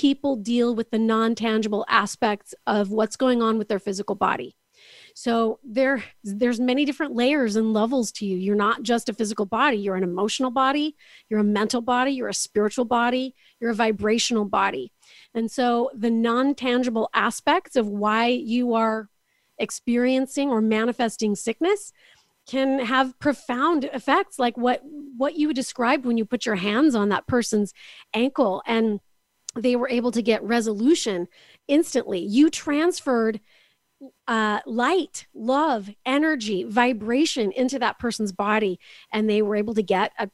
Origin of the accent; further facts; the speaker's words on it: Canada; also born or lived in Kansas City area, United States; now in Kansas City, United States; I'm actually from Canada, but I'm joining you from the Kansas City area.